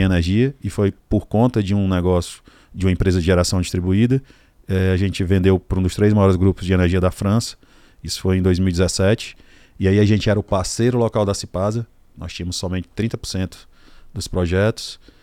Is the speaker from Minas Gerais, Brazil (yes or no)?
no; Ceará, Brazil; lá na minha cidade eu já tenho três ou quatro áreas mapeadas